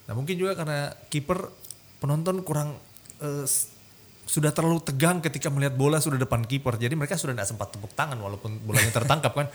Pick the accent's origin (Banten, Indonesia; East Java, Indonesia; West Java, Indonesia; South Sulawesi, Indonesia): South Sulawesi, Indonesia; Makassar; sebagai warga Makassar